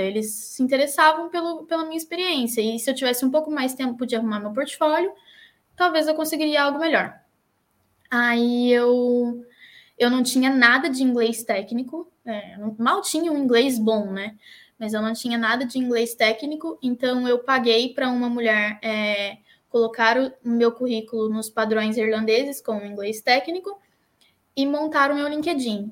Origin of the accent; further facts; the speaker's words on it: Taubaté, São Paulo, Brazil; moved away as an adult; now in Dún Laoghaire, Ireland; eu sou de Taubaté, uma cidade de, do estado de São Paulo, bem famosinha até.